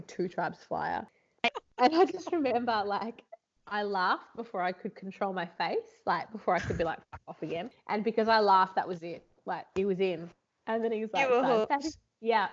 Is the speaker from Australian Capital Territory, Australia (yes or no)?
no; Dandenong Ranges, Melbourne, Victoria, Australia; I grew up in the Dandenong. So up, like, you know, basically, yeah, in the bush. And then when I was sort of like early teens, we moved to Melbourne, like inner city Melbourne, Carlton. And then I grew up there until I was about 21.